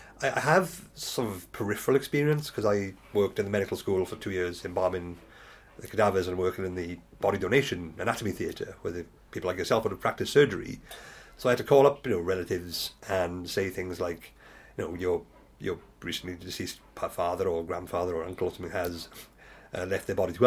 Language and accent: English; Wales, United Kingdom; I grew up in Magnan Valley just as the mines were shut down and I lived in the pub.